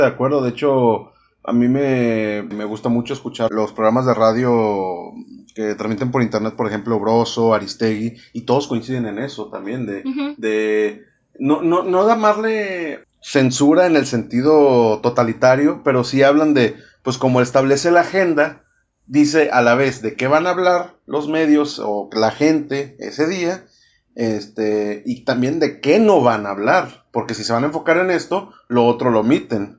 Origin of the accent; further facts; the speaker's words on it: Monterrey, Nuevo León, Mexico; Yo soy el regio